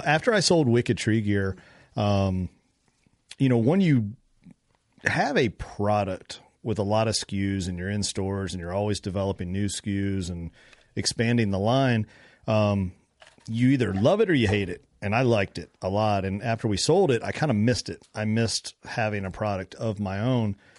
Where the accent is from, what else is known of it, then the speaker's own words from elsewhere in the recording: Kentucky, United States; I'm from Kentucky.